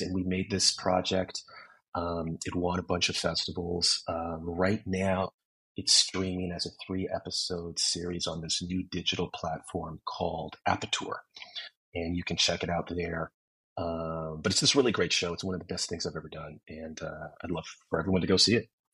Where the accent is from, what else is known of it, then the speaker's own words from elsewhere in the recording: San Francisco, California, United States; moved away as an adult; now in Los Angeles, United States; I was born and raised in San Francisco um, in the 80s and 90s